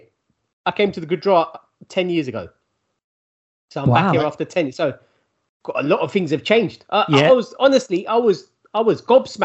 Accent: London, United Kingdom; I'm from South London.

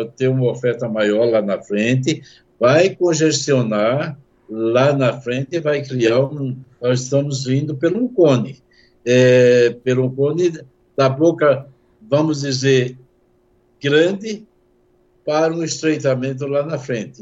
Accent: Brazil; somos nós brasileiros

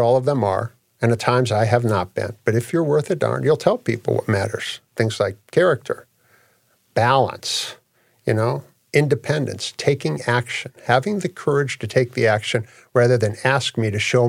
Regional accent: Australia; Yeah, I'm from Australia.

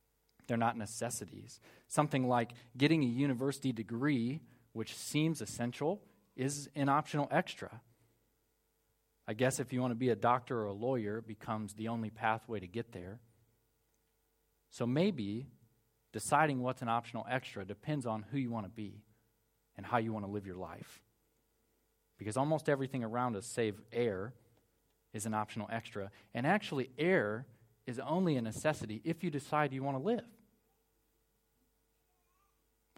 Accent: United States; moved away; I'm American

